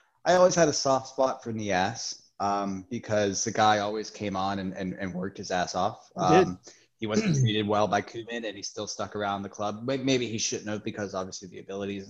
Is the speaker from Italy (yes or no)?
no; Shirley, United Kingdom; I'm from Shirley